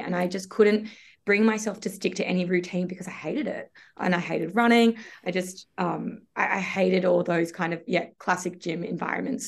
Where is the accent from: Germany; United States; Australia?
Australia; Sydney, New South Wales; I am from Sydney. I've always lived in Sydney, so I grew up here